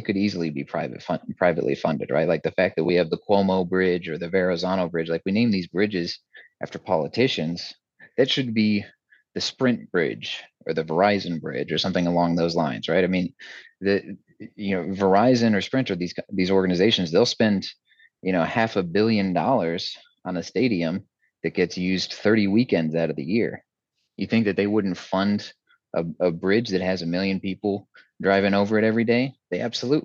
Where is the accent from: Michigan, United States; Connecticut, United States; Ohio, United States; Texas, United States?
Texas, United States; I was born and raised in Texas